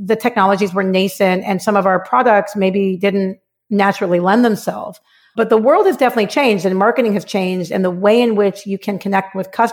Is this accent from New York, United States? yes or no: no; Los Angeles, California, United States; I'm actually a Valley girl, grew up in the San Fernando Valley in LA.